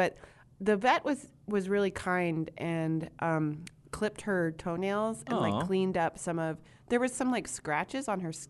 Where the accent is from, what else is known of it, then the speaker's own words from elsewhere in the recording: Indianapolis, Indiana, United States; I'm from Indianapolis to be exact.